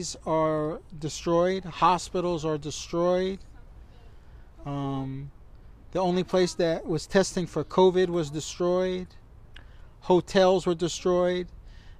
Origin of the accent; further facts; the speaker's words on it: United States; I was American citizen, born in the United States